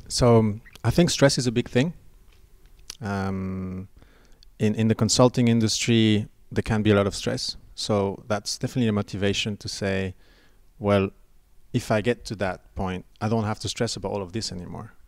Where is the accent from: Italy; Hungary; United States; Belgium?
Belgium; moved away as an adult; I'm an expat, and I came over here and there's no pension plan. Uh, and I was looking at ways of contributing back in my home country, which is Belgium